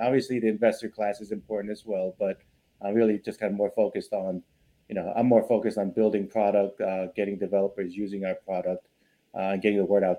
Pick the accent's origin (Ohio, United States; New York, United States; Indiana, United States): New York, United States; moved away as an adult; also born or lived in Los Angeles; now in Las Vegas, United States; originally I'm from New York. Spent most of my life there. Ended up moving to LA back in 2009